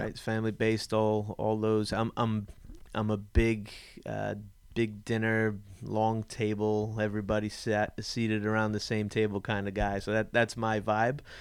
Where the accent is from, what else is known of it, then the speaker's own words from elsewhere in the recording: New England, United States; I was born and raised in New England